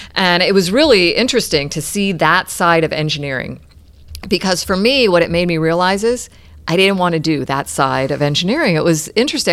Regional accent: Clearwater, Florida, United States; also born or lived in Albany, New York / Houston, Texas / Saint Petersburg, Florida; I grew up in Clearwater, and now we're back just down the road in Saint Petersburg

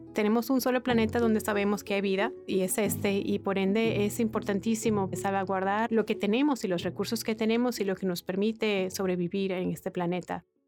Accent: Venezuela; Yo nací y crecí en Venezuela.

